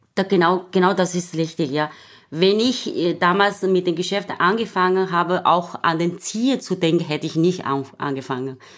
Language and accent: German; China; German is a second language; moved away as an adult; now in Austria; ich komme auch aus China